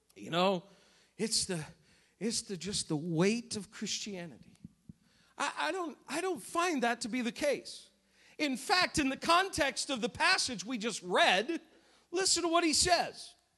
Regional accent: New England, United States; Growing up in New England

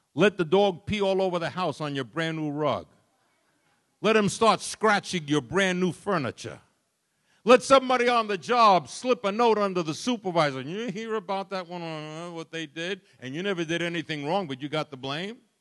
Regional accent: New York City, New York, United States; I was raised in Brooklyn, New York

